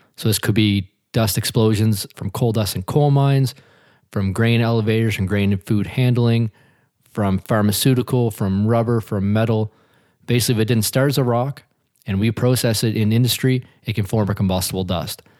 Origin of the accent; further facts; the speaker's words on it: Hilden, Nova Scotia, Canada; I grew up just outside of Truro, Nova Scotia, in a little community called Hilden